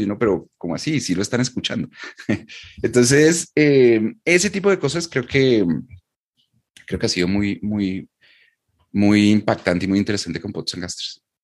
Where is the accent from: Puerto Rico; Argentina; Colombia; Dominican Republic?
Colombia; yo vivo y soy de Colombia